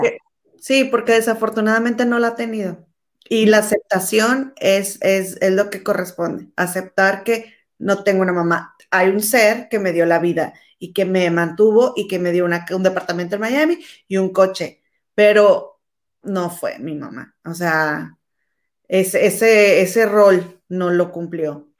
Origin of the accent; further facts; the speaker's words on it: Mexico; somos mexicanas